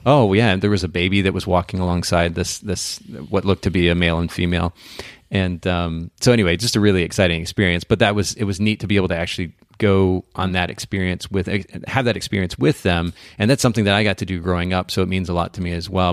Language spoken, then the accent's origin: English; Japan; moved away; I grew up in Japan, spent about ten years there